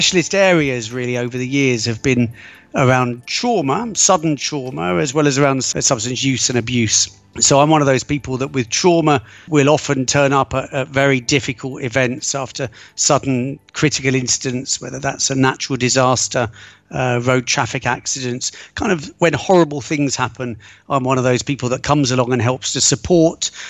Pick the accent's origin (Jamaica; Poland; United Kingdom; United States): United Kingdom; moved away as an adult; also born or lived in London / Egypt / Israel / Italy; now in Rome, Italy; Brought up just outside of London, spent many years living in London, and I've also lived abroad a lot.